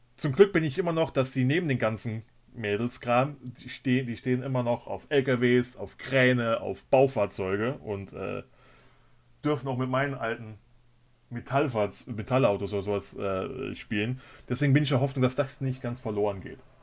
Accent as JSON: {"language": "German", "country": "Germany", "also_born_or_lived": "Cologne", "moved": "yes", "said": "ich komme ursprünglich aus der Nähe von der Luxemburger Grenze, da sagt man Moin."}